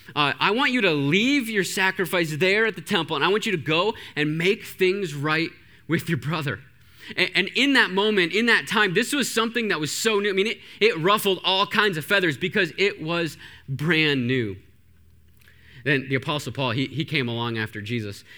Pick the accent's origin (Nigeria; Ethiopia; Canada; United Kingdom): Canada; I grew up in Canada.